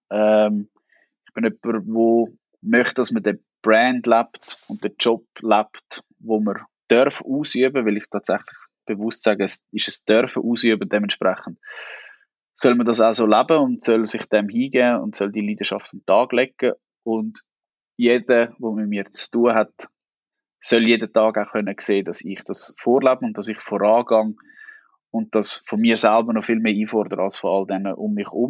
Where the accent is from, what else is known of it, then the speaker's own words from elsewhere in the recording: Niederwil, Aargau, Switzerland; Ich bin in Niederwil aufgewachsen